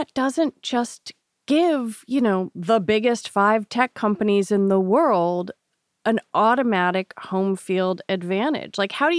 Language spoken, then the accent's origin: English; Washington, District of Columbia, United States; I was born in Washington, D.C.